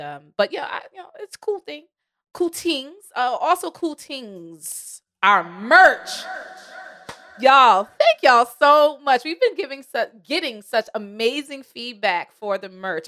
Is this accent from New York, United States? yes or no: yes; New York, United States; I'm from New York